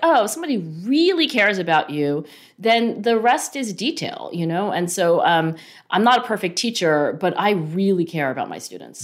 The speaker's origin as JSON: {"language": "English", "town": "Cherry Hill", "region": "New Jersey", "country": "United States", "tie": "born or raised there", "said": "I grew up in Cherry Hill, New Jersey"}